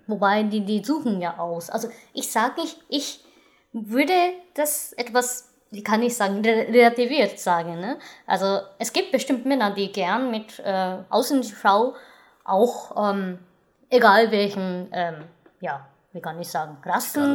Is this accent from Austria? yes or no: no; Japan; als Japanerin